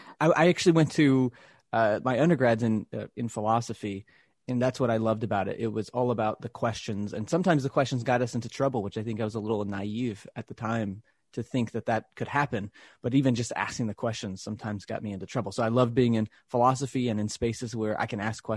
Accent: Texas, United States; I grew up Christian. I grew up in the South in Texas.

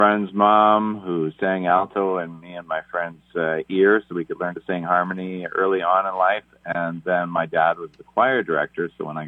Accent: Beechy, Saskatchewan, Canada; life started for me in a small community called Beachy, Saskatchewan.

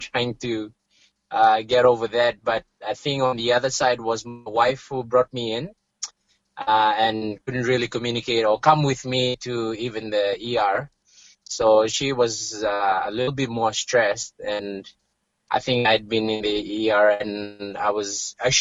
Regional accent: Fiji; now in Steinbach, Canada; I'm from Fiji

